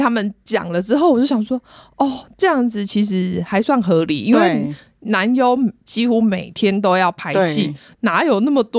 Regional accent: Taiwan; 连我们台湾人都知道铃木一彻了

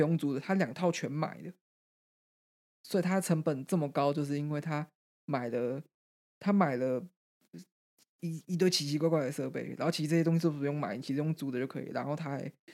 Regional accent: Greater Taipei, Taiwan; 一个很一般的双北式的家庭

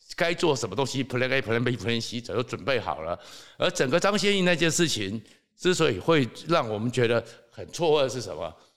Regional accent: Taiwan; 我们台湾人

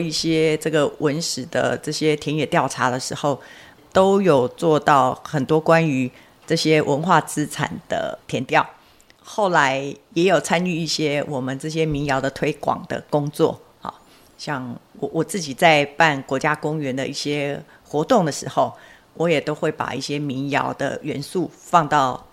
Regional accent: Hengchun, Pingtung County, Taiwan; 我后来就回到我的家乡，就是在垦丁国家公园，担任解说的工作

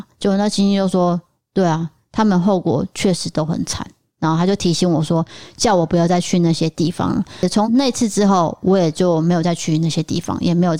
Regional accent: Chiayi, Taiwan; 但是我是嘉义人，对于这个房屋的故事，我也是非常熟悉。

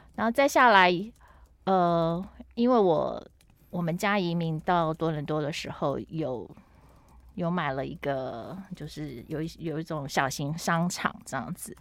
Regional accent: Taiwan; moved away; also born or lived in Toronto, Canada / Beijing, China / Shanghai, China; 也给我先生在台湾有一个offer，所以我们就嗯回来了，嗯，对。那等于就是这样子绕了一圈，又回到我们，呃，成长的地方

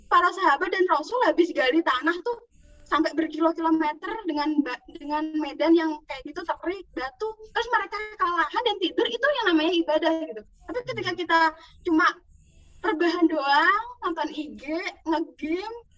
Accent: Java, Indonesia; Dari dulu kan di selain di Jawa, apalagi aku emang orang Jawa ya, pernah denger nggak kalau di Jawa tuh kadang ada poso muteh

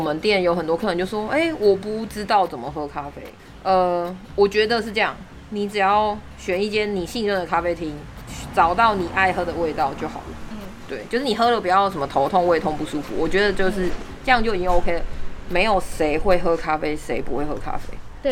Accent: Taiwan; 我们台湾人

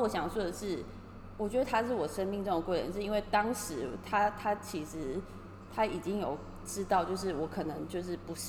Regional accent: Taiwan; now in Tokyo, Japan; 其实除了我一个台湾人之外，

